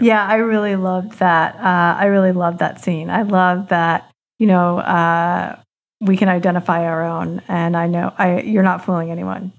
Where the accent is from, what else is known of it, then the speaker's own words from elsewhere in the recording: New Jersey, United States; I grew up in the suburb, suburbs of New Jersey